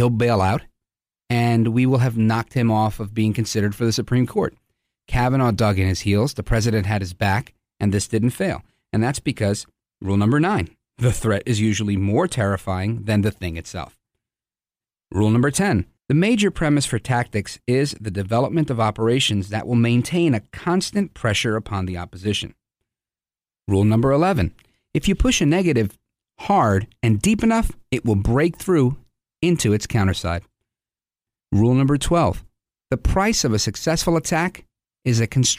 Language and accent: English; United States; being American and living in a country where I thought we could disagree